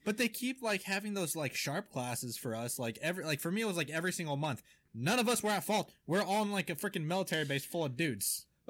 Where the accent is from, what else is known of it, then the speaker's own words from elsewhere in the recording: Pacific Northwest, United States; we are from the Pacific Northwest area